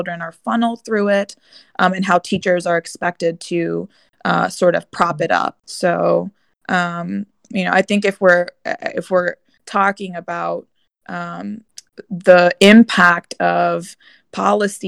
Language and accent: English; Chattanooga, Tennessee, United States; also born or lived in North Bergen, New Jersey / Pittsburgh / Washington, D.C.; now in Virginia, United States; I grew up in Chattanooga, Tennessee.